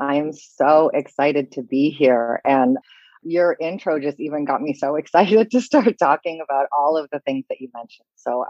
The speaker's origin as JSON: {"language": "English", "country": "Canada", "also_born_or_lived": "London", "lives_now": "Paris, France", "said": "I'm based in Paris. I'm sure you can tell from the sound of my voice that I am not French. I'm a Canadian, but I've lived all over North America. I've also lived in London. Now I live in France."}